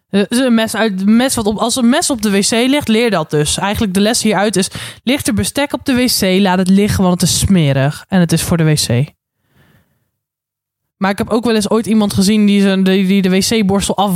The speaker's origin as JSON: {"language": "Dutch", "region": "Randstad", "country": "Netherlands"}